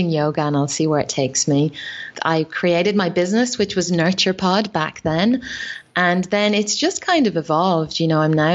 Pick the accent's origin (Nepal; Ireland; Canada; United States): Ireland; accent: Irish; moved away as an adult; now in Australia; growing up in Ireland